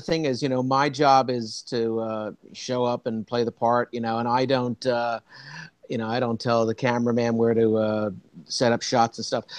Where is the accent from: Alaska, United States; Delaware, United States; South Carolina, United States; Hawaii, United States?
Delaware, United States; Wilmington; moved away as an adult; also born or lived in Philadelphia, Pennsylvania; now in New York, United States; I grew up in Wilmington, Delaware